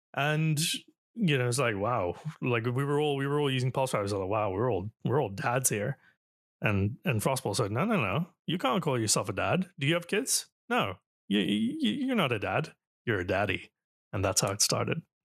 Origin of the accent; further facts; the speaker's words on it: Toronto, Ontario, Canada; Canada. Toronto